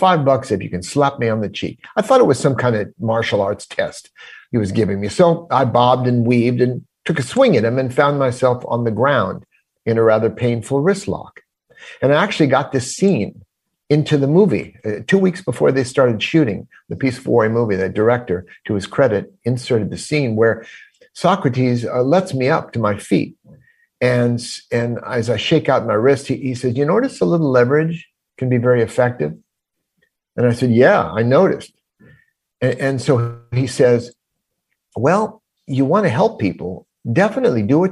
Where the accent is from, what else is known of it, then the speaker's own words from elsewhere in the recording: Los Angeles, California, United States; moved away as an adult; also born or lived in Ohio; as an LA boy, I grew up in Los Angeles